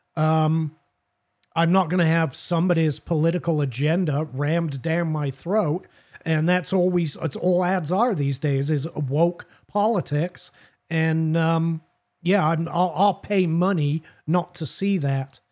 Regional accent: England, United Kingdom; now in United States; I'm from Great Britain

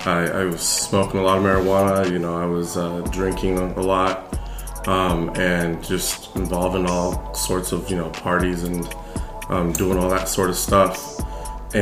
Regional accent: Champaign, Illinois, United States; I grew up in Champaign, Illinois for my whole life.

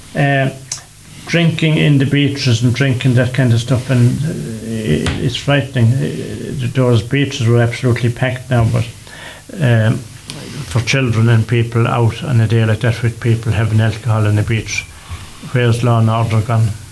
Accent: Ireland; we are Irish, and we are Irish

